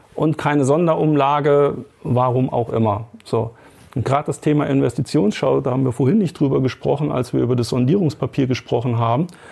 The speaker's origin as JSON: {"language": "German", "country": "Germany", "said": "bei uns in Deutschland"}